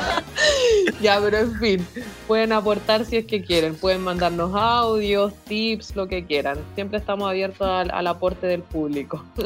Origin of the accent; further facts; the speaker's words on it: Chile; como chilenos